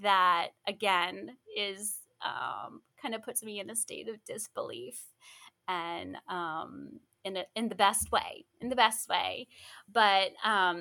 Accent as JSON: {"language": "English", "region": "Florida", "country": "United States", "tie": "born or raised there", "said": "I grew up in Florida"}